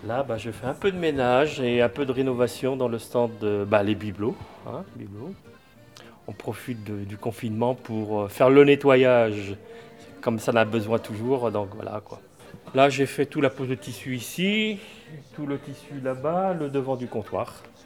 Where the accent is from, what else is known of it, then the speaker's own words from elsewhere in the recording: Brittany, France; now in Angers, France; on m'appelle le Breton puisque je suis Breton